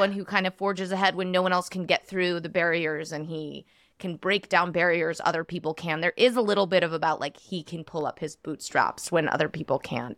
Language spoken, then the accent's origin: English; United States